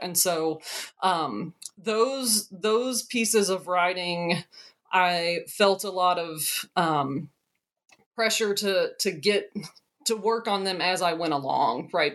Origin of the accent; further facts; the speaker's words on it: Madison County, Kentucky, United States; I am from Kentucky. I'm from Madison County, sort of central Kentucky region